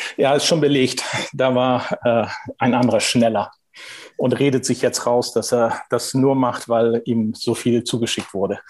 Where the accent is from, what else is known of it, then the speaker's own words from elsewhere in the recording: Heide, Schleswig-Holstein, Germany; also born or lived in Kiel; bin in Schleswig-Holstein groß geworden, also nochmal deutlich nördlicher, deutlich nördlicher als Hamburg. Äh, äh, geboren in Kiel und aufgewachsen in Heide